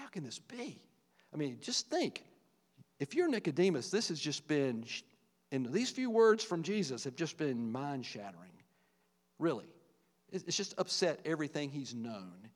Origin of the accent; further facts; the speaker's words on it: Virgilina, Virginia, United States; the little small rural community I grew up in in Virgilina, Virginia, little farming community